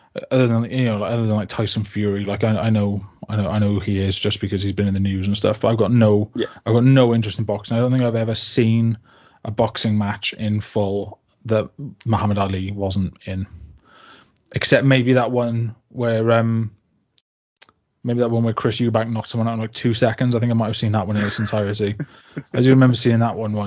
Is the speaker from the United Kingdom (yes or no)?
yes; Barry, Wales, United Kingdom; I was brought up in Barry for the first like 11 years of my life, and before we moved back to like the village where my parents are from